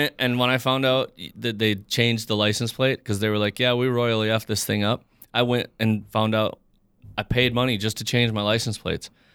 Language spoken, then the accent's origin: English; Fargo, North Dakota, United States; also born or lived in Moorhead; I grew up here, I'm from Fargo